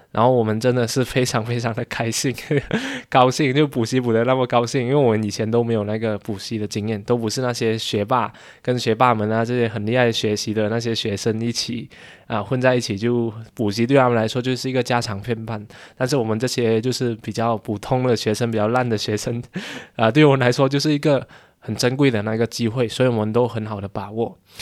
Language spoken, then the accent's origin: Chinese; Malaysia; 十六岁的时候吧，就是中学是，form four， 就是马来西亚 form four